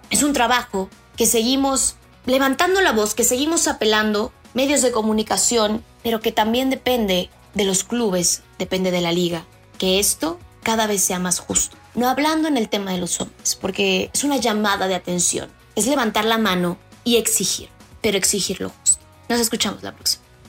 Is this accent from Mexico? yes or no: yes; Mexico; en nuestro país